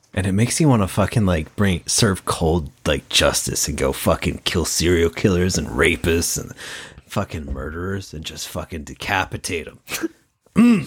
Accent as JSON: {"language": "English", "region": "Washington", "country": "United States", "said": "we're like a few hours away from Forks"}